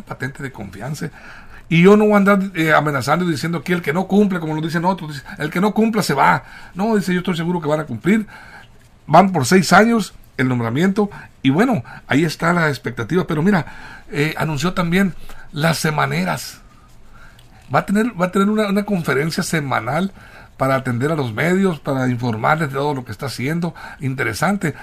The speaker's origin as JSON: {"language": "Spanish", "town": "Guamúchil", "region": "Sinaloa", "country": "Mexico", "tie": "born or raised there", "said": "toda mi tierra de Guamuchil"}